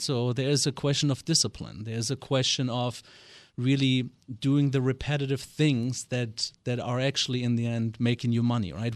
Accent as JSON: {"language": "English", "country": "Germany", "tie": "born or raised there", "accent": "German", "second_language": "English", "moved": "as an adult", "lives_now": "United States", "said": "born and raised in West Germany, uh, I am not a native of this great state, although I've been here for twenty-two years."}